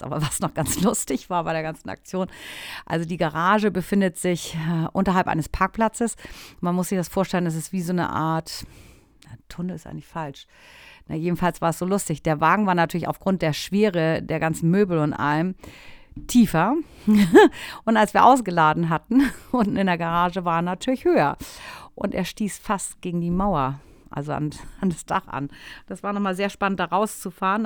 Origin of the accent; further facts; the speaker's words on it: Germany; moved away as an adult; now in Italy; bei uns in Deutschland